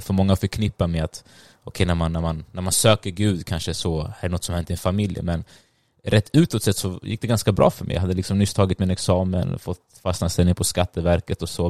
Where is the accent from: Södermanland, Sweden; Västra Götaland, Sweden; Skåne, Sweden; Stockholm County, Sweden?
Stockholm County, Sweden; also born or lived in Sundbyberg; jag är född och uppväxt i Sverige, eh, men mina föräldrar är från Eritrea